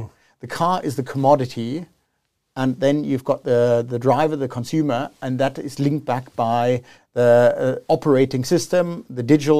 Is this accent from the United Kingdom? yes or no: no; South Africa; I've been now back in South Africa for 1 year. I grew up in South Africa, but I've spent the last 20 years abroad.